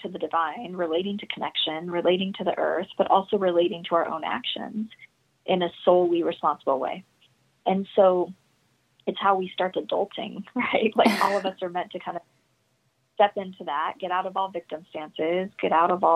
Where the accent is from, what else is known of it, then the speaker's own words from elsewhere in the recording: Utah, United States; I'm from Utah